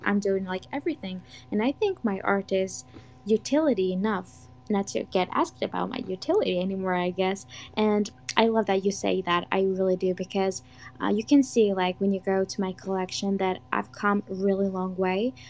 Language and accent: English; Georgia; I am 20 years old from Georgia, but not the state in the U.S. There's actually a country, Georgia